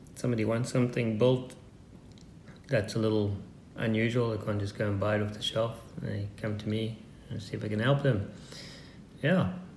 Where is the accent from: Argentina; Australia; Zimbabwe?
Zimbabwe; I was born in Zimbabwe, um, 1974, and my parents were farmers